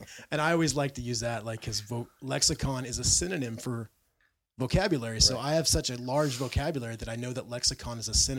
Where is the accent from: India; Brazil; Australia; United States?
Brazil; I'm from Brazil.